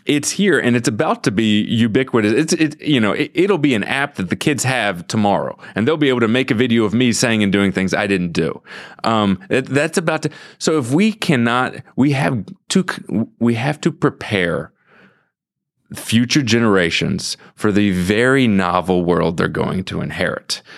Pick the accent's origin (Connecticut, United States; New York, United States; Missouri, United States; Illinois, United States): Missouri, United States; St. Louis; I grew up in Saint Louis